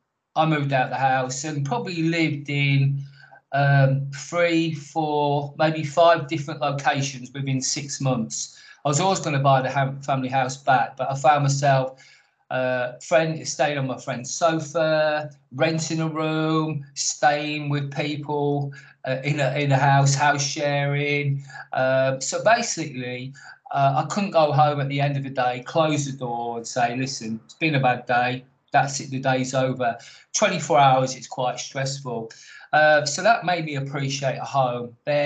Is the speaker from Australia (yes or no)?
no; Canada; also born or lived in United States / Jersey / Doncaster; now in Copford, United Kingdom; I'm actually Canadian, born in Canada, moved from Canada to America, moved from America to Jersey, moved from Jersey to Doncaster, where my parents were born. I'm now in Essex, Copford